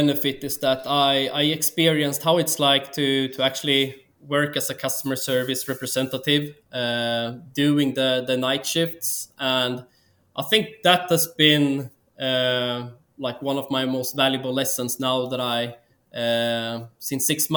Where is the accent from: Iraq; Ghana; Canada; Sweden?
Sweden; moved away as an adult; also born or lived in Australia; now in Philippines; I'm from Sweden, but been living most of my adult life abroad.